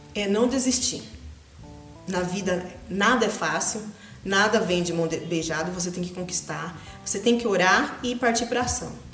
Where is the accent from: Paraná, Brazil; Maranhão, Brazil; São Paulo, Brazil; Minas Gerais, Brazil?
São Paulo, Brazil; Macatuba; also born or lived in Agudos; Eu vivia entre Agudos e Macatuba, eu nasci em Macatuba. E eu morei até minha adolescência com meus avós.